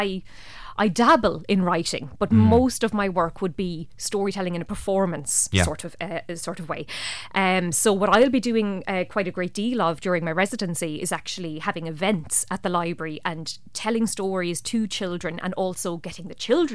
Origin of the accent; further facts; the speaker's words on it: Ballyhale, Leinster, Ireland; now in Dublin, Ireland; I'm from Ballyhale originally, living in Dublin now